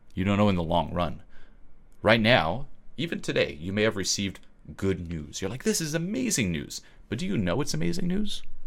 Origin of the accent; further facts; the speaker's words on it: Switzerland; moved away; I'm originally from Switzerland